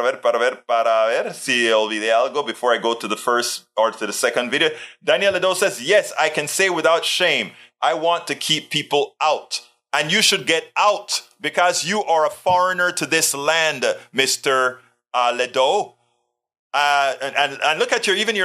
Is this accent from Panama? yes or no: yes; Coco Solo Hospital, Colón, Panama; now in United States; And that's exactly where I was born as well. My parents were Panamanians